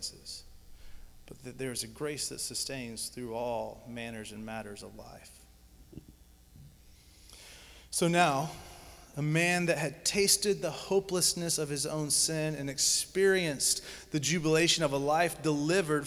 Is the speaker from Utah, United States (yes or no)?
no; Georgia, United States; I grew up in Georgia, so Stone Mountain was the biggest thing I ever seen